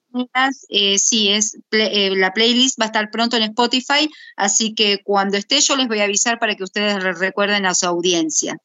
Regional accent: Buenos Aires, Argentina; yo soy porteña

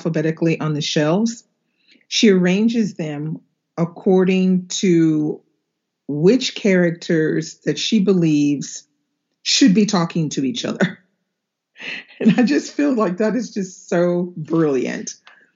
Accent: United States; now in Normandy, France; I am an American living in Normandy, France

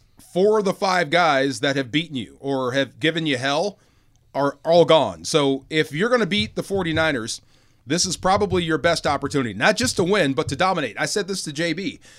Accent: California, United States; Just being Californian.

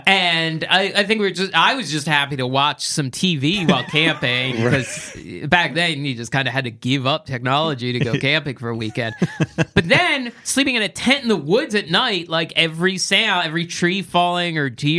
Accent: outside of Philadelphia, southeast Pennsylvania, United States; also born or lived in New Jersey; now in Los Angeles, United States; I grew up in Pennsylvania, southeast Pennsylvania

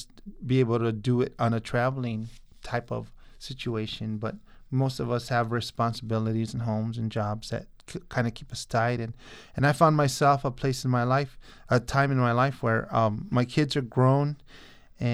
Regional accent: Tucson, Arizona, United States; also born or lived in Nogales, Sonora, Mexico; I was born in Nogales, Sonora. I'm an immigrant, and I was raised here in Tucson

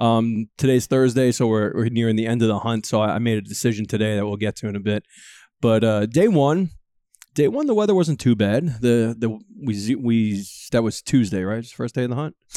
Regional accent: Northeast, United States; growing up in the Northeast

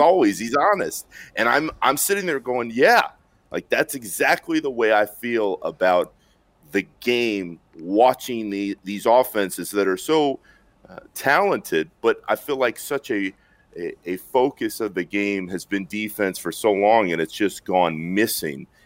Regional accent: Orlando, Florida, United States; I grew up in Orlando

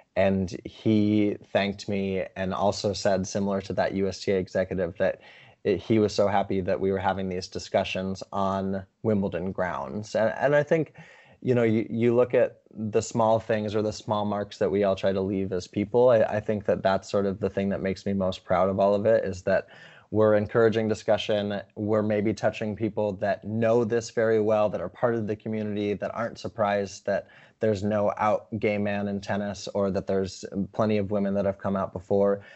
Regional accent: Montana, United States; growing up in Montana

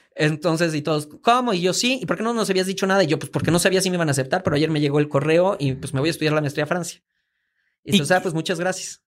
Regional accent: Veracruz, Mexico; moved away as an adult; also born or lived in Mozambique; now in Mexico City, Mexico; nací aquí en la Ciudad de México, pero realmente me asumo como veracruzano. Yo viví en Veracruz desde los 5 años hasta los 22

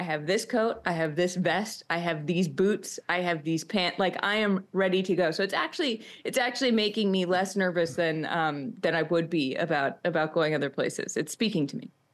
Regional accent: Boston, Massachusetts, United States; now in New York, United States; I'm from Boston, and I live in New York

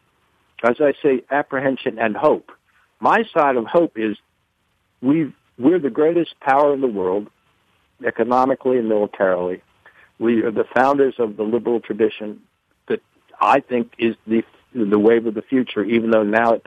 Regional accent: the South, United States; I'm a Southerner

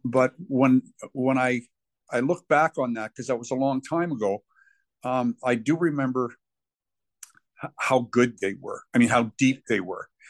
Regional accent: Guelph, Ontario, Canada; my hometown in Guelph

